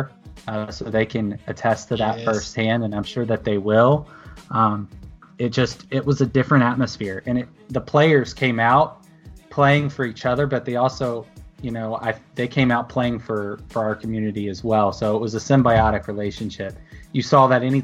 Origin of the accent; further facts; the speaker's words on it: Oklahoma City, Oklahoma, United States; growing up in Oklahoma City